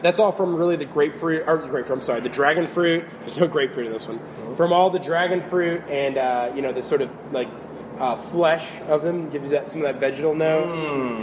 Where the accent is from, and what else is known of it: St. Petersburg, Florida, United States; born or raised there; also born or lived in Memphis, Tennessee